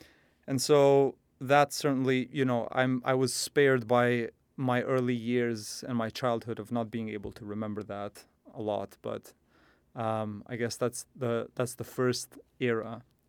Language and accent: English; Pristina, Kosovo; moved away; I am an SSP grad student. I was born and raised in Pristina, in what is today now the Republic of Kosovo. In the past, I think I was born in one of the versions of, many versions of Yugoslavia, 94.